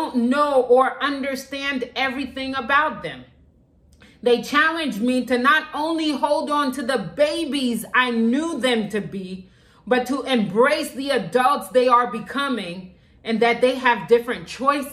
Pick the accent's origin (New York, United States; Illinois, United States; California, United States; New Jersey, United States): New Jersey, United States; moved away; also born or lived in Texas; We are from New Jersey, and so we are near our families